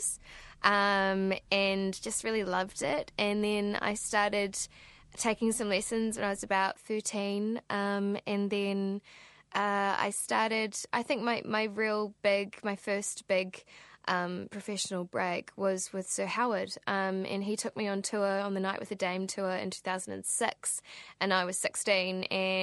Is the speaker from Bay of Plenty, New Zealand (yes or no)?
yes; Rotorua, Bay of Plenty, New Zealand; I was born in 1989 in Rotorua, and I grew up there